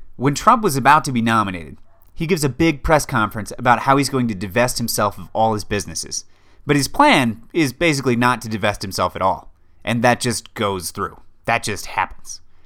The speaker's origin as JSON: {"language": "English", "country": "United States"}